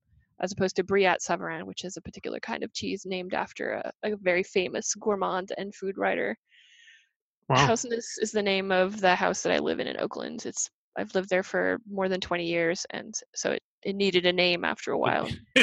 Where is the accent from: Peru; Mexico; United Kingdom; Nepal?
United Kingdom; England; born there; now in United States; I'm a British citizen. I was born in England, and I'm a permanent resident in the United States.